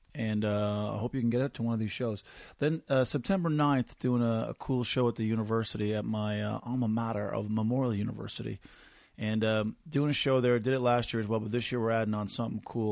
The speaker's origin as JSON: {"language": "English", "town": "Corner Brook", "region": "Newfoundland and Labrador", "country": "Canada", "tie": "born or raised there", "moved": "yes", "said": "back to my hometown of Cornerbrook, one of the prettiest places on the planet"}